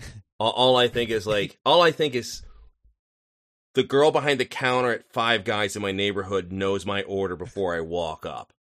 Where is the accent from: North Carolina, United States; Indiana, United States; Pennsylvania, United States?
Pennsylvania, United States; Philadelphia; I grew up on the suburbs of Philly.